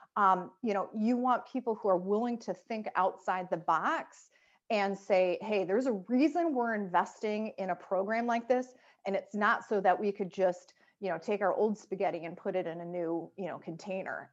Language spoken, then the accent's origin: English; Chicago, Illinois, United States; I'm from Chicago